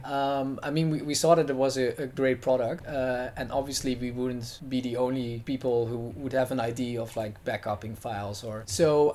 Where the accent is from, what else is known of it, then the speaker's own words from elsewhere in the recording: Netherlands; I'm uh, from the Netherlands